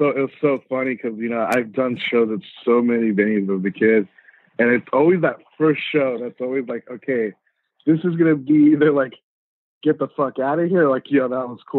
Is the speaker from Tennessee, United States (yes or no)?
no; Riverside, California, United States; also born or lived in Montebello / Mexico; I grew up in Riverside. So when I was born, I was actually born in Montebello. I moved to Mexico, lived in Mexico for, you know, up until grade school, and then came to the States, and I ended up living in Riverside.